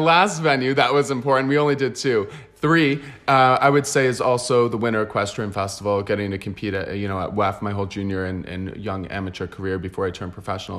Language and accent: English; United States; now in Barcelona, Spain; I'm also American and I come from that mentality